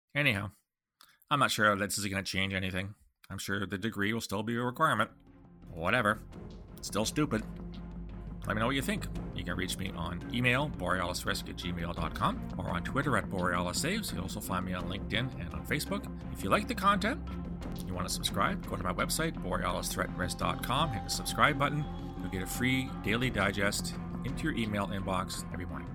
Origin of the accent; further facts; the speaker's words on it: London, Ontario, Canada; moved away as an adult; now in Ottawa, Canada; University of Western Ontario in London, my hometown